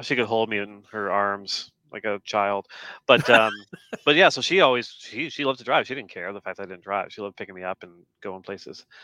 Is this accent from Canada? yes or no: yes; Canada; being Canadian